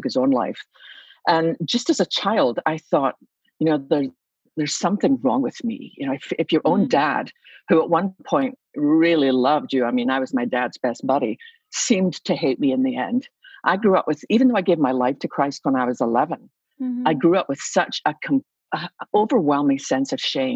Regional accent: Scotland, United Kingdom; moved away as an adult; now in Dallas, United States; you can probably tell by my accent I didn't start there. I was born in Scotland, and so I came to America when I was, I think, about 26.

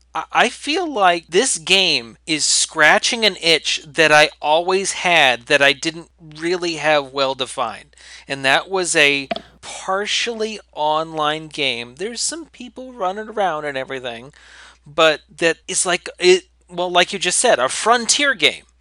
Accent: West Virginia, United States; We are all from West Virginia

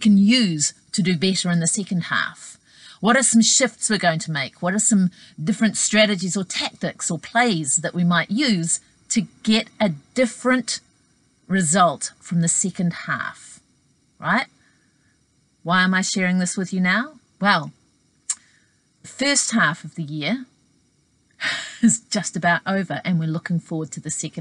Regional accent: New Zealand; my home country of New Zealand

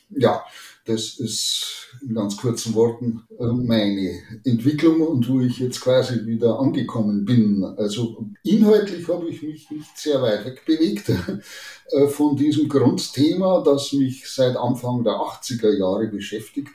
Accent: Chiemgau, near Lake Chiemsee, Bavaria, Germany; moved away as an adult; also born or lived in Salzburg / Bamberg / Münster / Aachen; ganz in der Nähe meiner Heimat hier am äh, Chiemsee, am, im Chiemgau

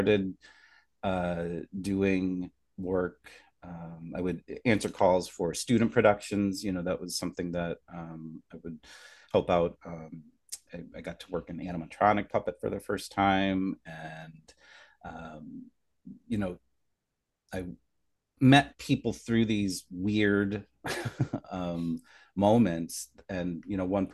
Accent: Scranton, Pennsylvania, United States; moved away as an adult; now in New York, United States; so I grew up in Scranton, Pennsylvania

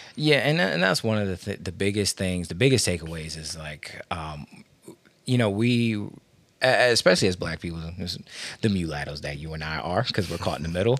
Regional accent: Washington, District of Columbia, United States; now in Maryland, United States; I'm from Washington, D C. Uh, I live in Maryland

